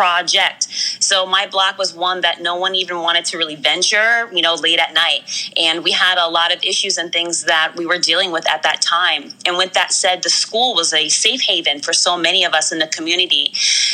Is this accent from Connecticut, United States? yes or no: yes; Stamford, Connecticut, United States; I grew up primarily in Stamford, Connecticut, right here on the East Coast